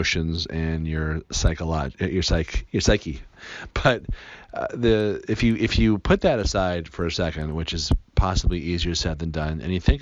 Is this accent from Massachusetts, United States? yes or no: yes; Newton, Massachusetts, United States; I grew up in Newton, Massachusetts, which is right outside of Boston